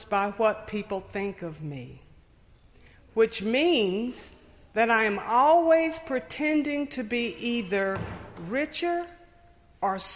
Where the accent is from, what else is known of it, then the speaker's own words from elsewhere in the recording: Knoxville, Tennessee, United States; I grew up in Knoxville, Tennessee